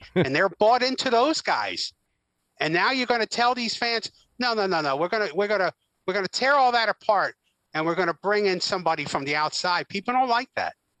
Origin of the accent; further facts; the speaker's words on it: the Poconos, Pennsylvania, United States; friends that I grew up with in the Poconos